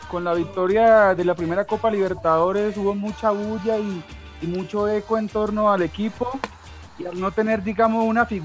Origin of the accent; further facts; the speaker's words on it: Valle del Cauca, Colombia; porque yo soy vallecaucano.